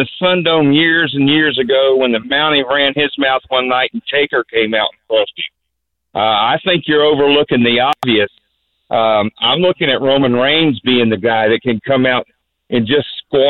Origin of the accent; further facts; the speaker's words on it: Florida, United States; I'm from Florida